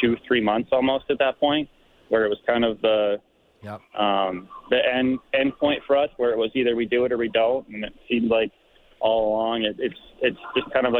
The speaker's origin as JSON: {"language": "English", "country": "Canada", "tie": "born or raised there", "said": "a Canadian kid who grew up watching Hockey Night in Canada"}